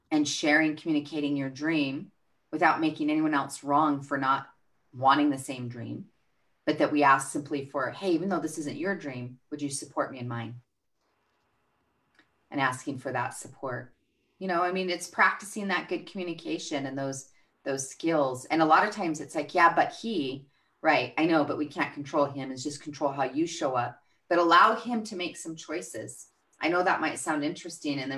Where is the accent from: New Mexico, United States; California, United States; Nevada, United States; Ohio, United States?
New Mexico, United States; Albuquerque; Albuquerque, New Mexico.